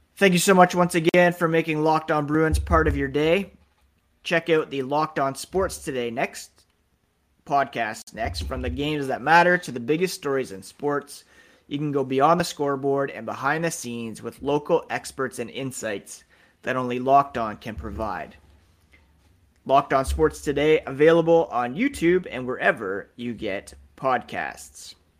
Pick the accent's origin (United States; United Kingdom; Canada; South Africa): Canada; being Canadian.